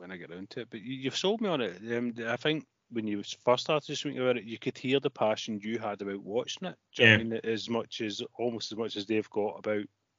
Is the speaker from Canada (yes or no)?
no; Glasgow, Scotland, United Kingdom; I grew up in Maryhill, and Partick Thistle were a local club